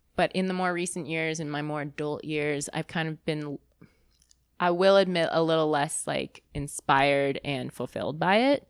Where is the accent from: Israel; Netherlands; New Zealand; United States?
United States; Bay Area, California; also born or lived in Boston; I grew up in the Bay Area